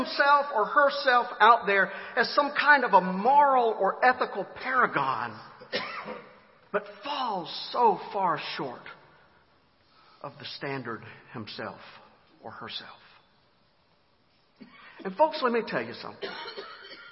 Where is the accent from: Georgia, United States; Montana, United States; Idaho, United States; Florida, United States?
Georgia, United States; Griffin; my hometown of Griffin, Georgia